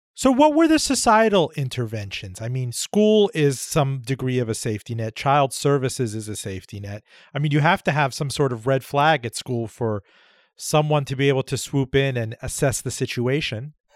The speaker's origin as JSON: {"language": "English", "town": "Miami", "region": "Florida", "country": "United States", "tie": "born or raised there", "said": "I grew up in Miami"}